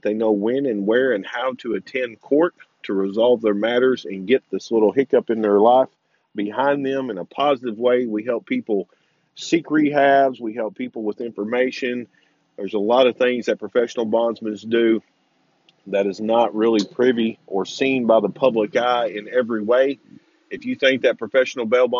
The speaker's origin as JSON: {"language": "English", "country": "United States", "said": "we as American legal citizens"}